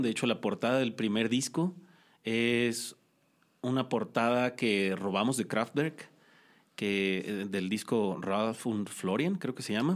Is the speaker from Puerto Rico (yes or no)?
no; Culiacán, Sinaloa, Mexico; now in Cholula, Mexico; soy de Culiacán, Sinaloa